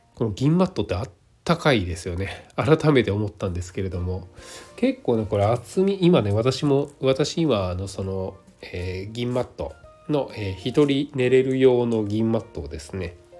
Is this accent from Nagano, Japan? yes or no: yes; Nagano, Japan; now in Osaka, Japan; 私の実家はね長野県なのでそっちの方がよっぽど寒い